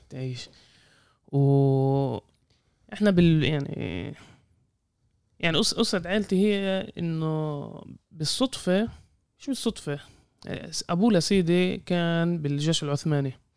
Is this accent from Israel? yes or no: yes; Jaffa, Tel Aviv District, Israel; احنا اهل يافا